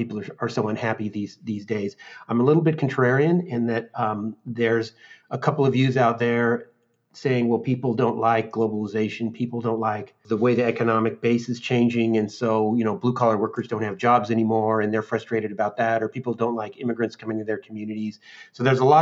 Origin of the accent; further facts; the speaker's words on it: Seattle, Washington, United States; moved away as an adult; also born or lived in Chicago; I grew up in the Seattle area, state of Washington